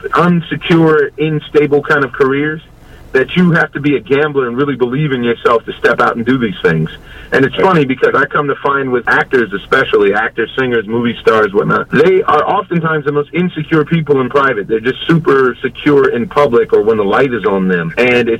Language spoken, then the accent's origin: English; Southern California, United States; I grew up in Southern California